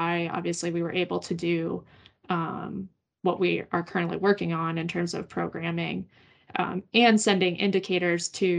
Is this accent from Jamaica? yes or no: no; Pittsburgh, Pennsylvania, United States; moved away as an adult; I grew up in Pittsburgh and then had, you know, moved away for quite a few years